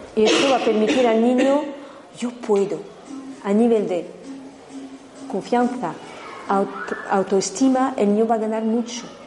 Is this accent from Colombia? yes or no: no; France; now in Spain; En Francia, de donde vengo también